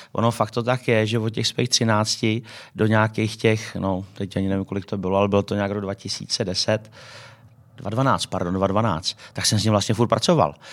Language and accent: Czech; Czechia; my jako v Č- jako Češi